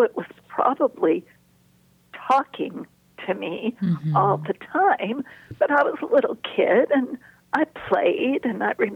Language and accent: English; Los Angeles, California, United States; I grew up in Los Angeles